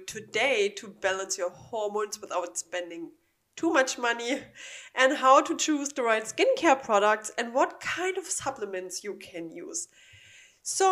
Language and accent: English; Germany; English is a second language; now in Florida, United States; I'm from Germany